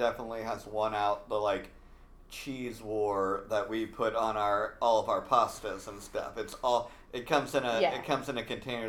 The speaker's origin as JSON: {"language": "English", "country": "United States", "said": "Well, we're American"}